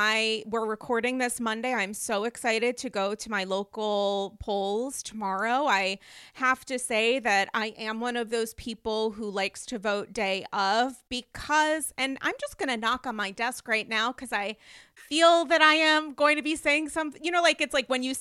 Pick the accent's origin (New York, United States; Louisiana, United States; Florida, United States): New York, United States; this as a New Yorker.